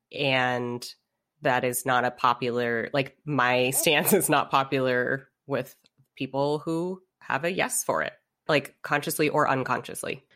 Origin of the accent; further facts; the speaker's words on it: United States; was born and raised here in the States